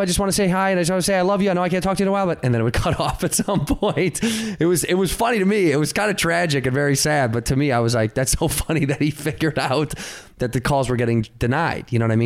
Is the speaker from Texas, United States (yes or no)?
no; Chicago, Illinois, United States; I grew up in Chicago, Illinois